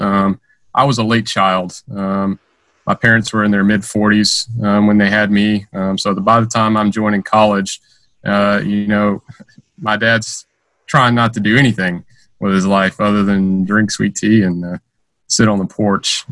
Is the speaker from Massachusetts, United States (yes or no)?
no; Stone Mountain, Georgia, United States; moved away as an adult; I grew up in, in Stone Mountain, Georgia. Um, that's where I lived uh, my teenage years um, up through some portion of college.